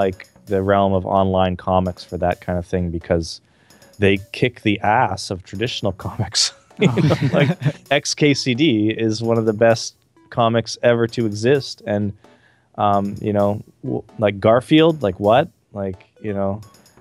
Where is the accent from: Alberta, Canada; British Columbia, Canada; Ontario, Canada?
Alberta, Canada; Calgary; where I grew up in Calgary, Canada